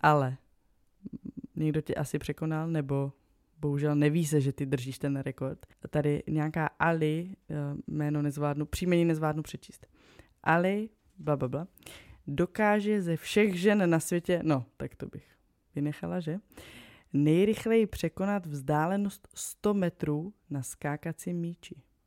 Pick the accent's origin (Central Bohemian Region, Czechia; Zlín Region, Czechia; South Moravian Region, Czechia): South Moravian Region, Czechia; já jsem z Jižní Moravy